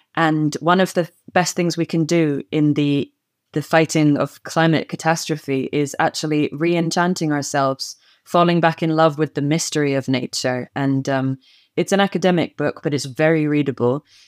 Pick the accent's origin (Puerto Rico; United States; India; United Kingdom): United Kingdom; Scotland; the vocabulary of Scots turns up in my speech all the time